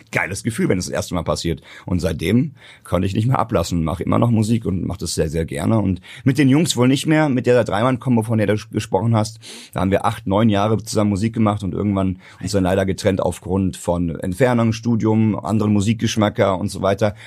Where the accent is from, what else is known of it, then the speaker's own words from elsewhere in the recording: Hesse, Germany; bei uns in Hessen